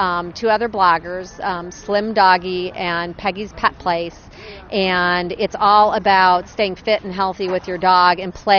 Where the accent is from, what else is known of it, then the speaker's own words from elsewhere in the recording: Chicago, Illinois, United States; now in Atlanta, United States; I grew up here in Chicago